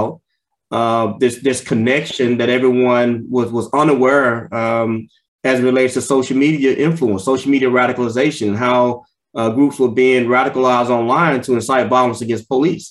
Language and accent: English; Houston, Texas, United States; I'm from the inner city, grew up in Houston, Texas